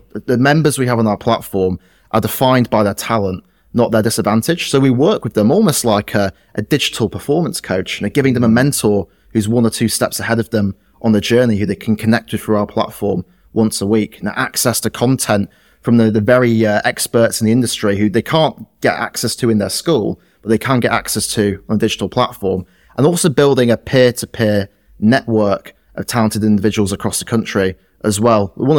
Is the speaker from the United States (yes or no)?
no; Yorkshire and the Humber, United Kingdom; someone like me growing up in West Yorkshire would have worked in a cotton mill or maybe gone down the pit in Sheffield.